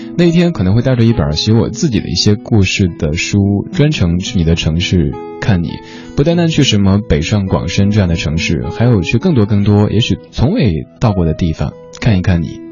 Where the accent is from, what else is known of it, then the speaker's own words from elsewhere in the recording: Chengdu, Sichuan, China; moved away; 我的家乡成都